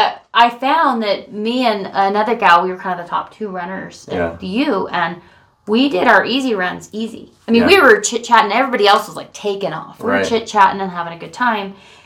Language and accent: English; Colorado, United States; moved away as an adult; also born or lived in Utah; because I'm from Colorado